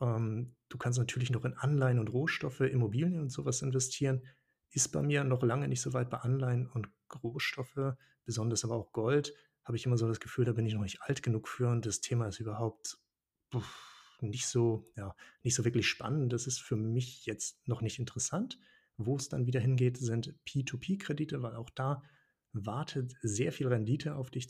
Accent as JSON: {"language": "German", "region": "Schleswig-Holstein", "country": "Germany", "tie": "born or raised there", "also_born_or_lived": "Hannover / Portugal / Tanzania", "moved": "yes", "lives_now": "Hanover, Germany", "said": "Ich bin ursprünglich in Schleswig-Holstein geboren, also sehr nah an Dänemark"}